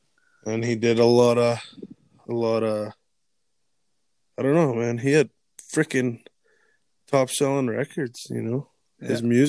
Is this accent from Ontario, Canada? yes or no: no; Alberta, Canada; Those are my hometown heroes